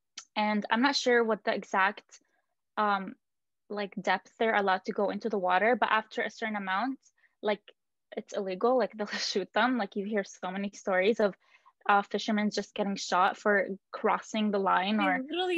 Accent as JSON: {"language": "English", "country": "Israel", "tie": "born or raised there", "said": "we were born and raised in Israel."}